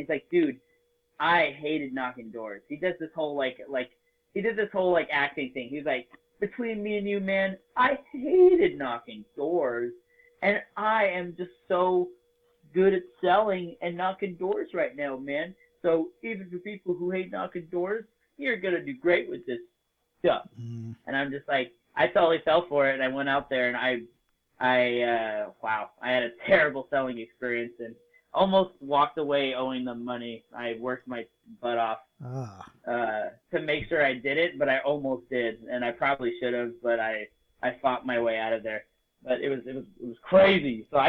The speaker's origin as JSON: {"language": "English", "country": "Spain", "tie": "born there", "said": "when I tell people I was born in Spain, I have 2 parents that speak Spanish."}